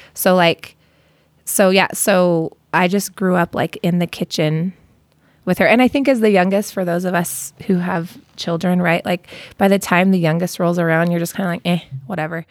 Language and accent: English; Costa Mesa, California, United States; also born or lived in Inglewood; now in Utah, United States; I grew up in Costa Mesa